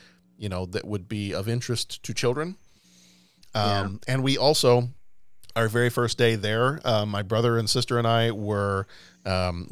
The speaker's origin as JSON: {"language": "English", "region": "Texas", "country": "United States", "also_born_or_lived": "Europe", "moved": "yes", "said": "I'm from Texas."}